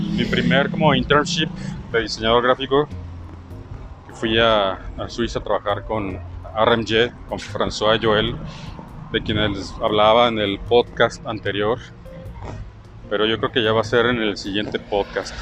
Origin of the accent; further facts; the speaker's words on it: Irapuato, Guanajuato, Mexico; moved away as an adult; also born or lived in Morelia, Michoacán / Mexico City / León, Guanajuato; now in Guadalajara, Mexico; yo siendo michoacano de nacimiento, nací en Morelia, les había comentado, este, había vivido pues en Ciudad de México de los 3 años a los, a los 6 y luego en Irapuato de los 6, 7 a los, no sé, 18 eh, y luego en León